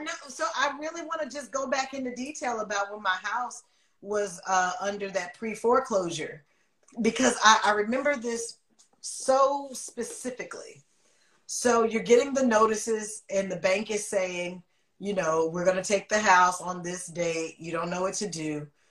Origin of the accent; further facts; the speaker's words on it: Oakland, California, United States; moved away as an adult; now in Los Angeles, United States; I'm from Oakland.